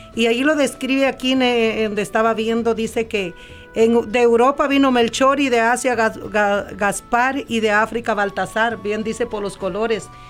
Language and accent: Spanish; El Salvador; now in California, United States; yo soy del Salvador